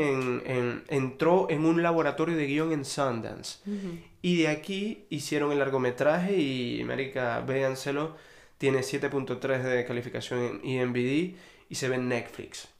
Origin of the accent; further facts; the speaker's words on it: Venezuela; moved away as an adult; now in Spain; yo me vine con una visa de estudiante, siendo venezolano